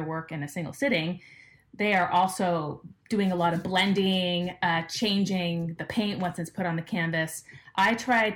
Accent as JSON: {"language": "English", "town": "Los Angeles", "region": "California", "country": "United States", "tie": "born or raised there", "said": "I grew up in Los Angeles"}